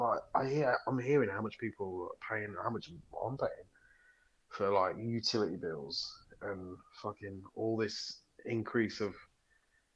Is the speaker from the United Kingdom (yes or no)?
yes; United Kingdom; We're British